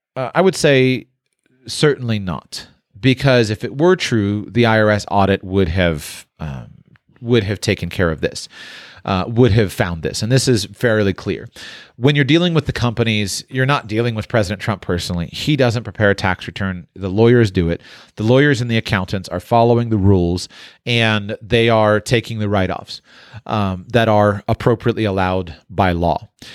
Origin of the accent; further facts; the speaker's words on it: Palm Beach, Florida, United States; it's my hometown. And so, uh, I spent a lot of time on Palm Beach. I went to school right in downtown West Palm Beach